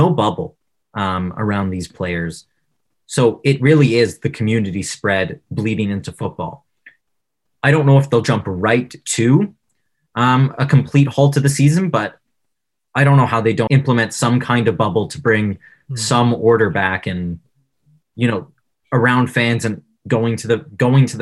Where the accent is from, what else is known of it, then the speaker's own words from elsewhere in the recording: Ontario, Canada; We're all from Ontario